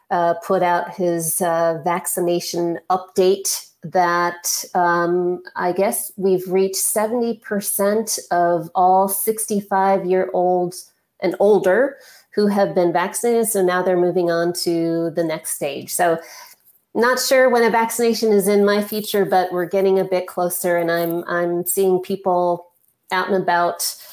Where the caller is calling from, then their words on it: Minneapolis, Minnesota, United States; Yeah, I'm calling from Minneapolis.